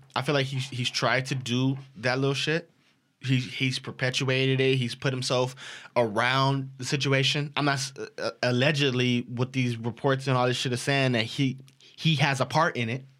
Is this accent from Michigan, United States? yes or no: no; Los Angeles, California, United States; I'm from South Central Los Angeles